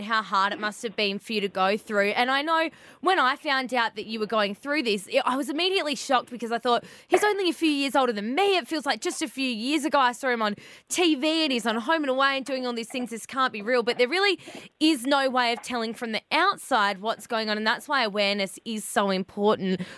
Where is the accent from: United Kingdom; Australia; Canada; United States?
Australia; being an Aussie